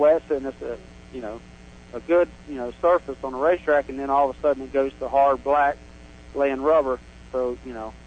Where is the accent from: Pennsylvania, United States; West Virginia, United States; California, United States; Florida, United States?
Florida, United States; Dover; I'm from Dover, Florida, right here in Plant City